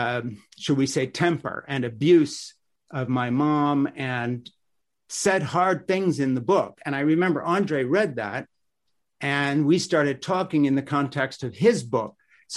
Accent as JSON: {"language": "English", "country": "Switzerland", "tie": "born or raised there", "said": "I grew up in Switzerland in this little mission compound."}